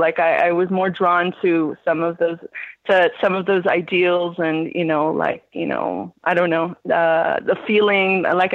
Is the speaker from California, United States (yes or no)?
yes; Los Angeles, California, United States; I'm from Los Angeles